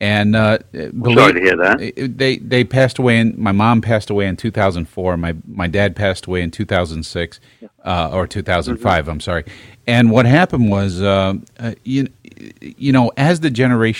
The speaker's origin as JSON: {"language": "English", "town": "New York City", "region": "New York", "country": "United States", "tie": "born or raised there", "moved": "yes", "said": "I was born in Flatbush, but then we moved to 62nd Street."}